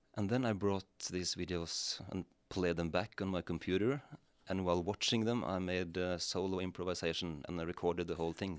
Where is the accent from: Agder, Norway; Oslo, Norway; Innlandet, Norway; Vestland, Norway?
Innlandet, Norway; Rendalen; the church where I grew up in Rendalen in Norway